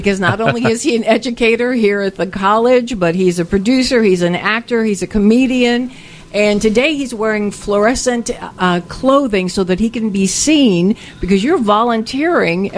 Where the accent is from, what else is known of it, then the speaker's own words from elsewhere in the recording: West Tennessee, United States; moved away; I'm from West Tennessee, the Flatlands.